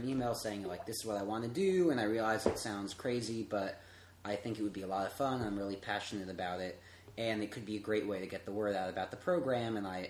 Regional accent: Connecticut, United States; I grew up in Connecticut.

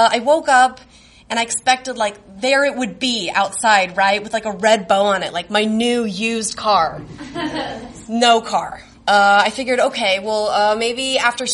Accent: Fort Smith, Arkansas, United States; moved away as an adult; now in Chicago, United States; I grew up in Fort Smith, Arkansas, which is like a dusty manufacturing town

